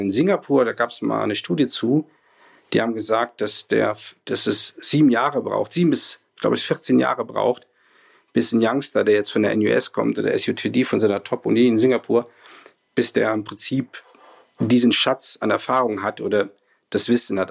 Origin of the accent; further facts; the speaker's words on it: Rhineland, Germany; also bin ja Rheinländer, bin da groß geworden